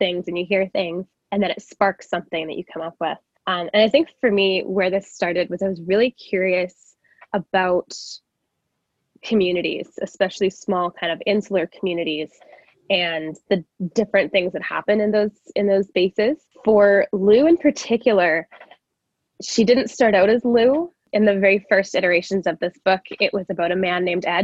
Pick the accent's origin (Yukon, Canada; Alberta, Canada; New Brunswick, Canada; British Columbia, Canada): Alberta, Canada; Calgary; I am a writer from Calgary